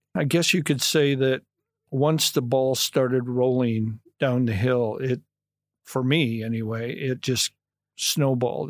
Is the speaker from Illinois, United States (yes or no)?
yes; St. Anne, Illinois, United States; now in Momence, United States; born and raised in Saint Ann, yeah. Went to, uh, Saint Ann High School